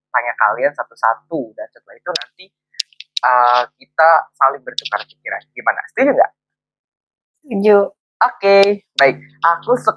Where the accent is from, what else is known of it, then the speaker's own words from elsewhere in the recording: Serang, Banten, Indonesia; now in Malaysia; aku asli dari Serang Banten.